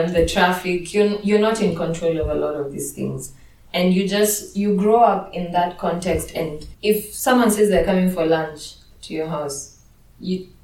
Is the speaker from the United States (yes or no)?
no; Kenya; I'm Kenyan